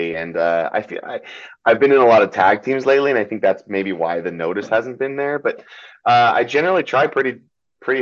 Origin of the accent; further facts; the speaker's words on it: California, United States; English is a second language; also born or lived in Metternich, Germany / Fürth, Germany / Nuremberg, Germany / Orlando, Florida; from Orlando we moved to California, and I've been here ever since